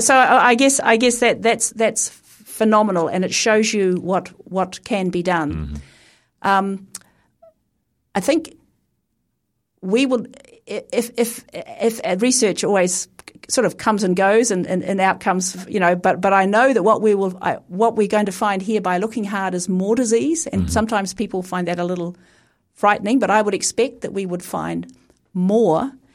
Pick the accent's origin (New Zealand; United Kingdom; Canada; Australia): New Zealand; Christchurch, Canterbury; as a Pākehā Kiwi growing up in Christchurch